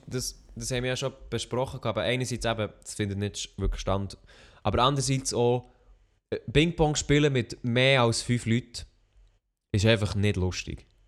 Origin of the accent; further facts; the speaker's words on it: Switzerland; ich bin Schweizer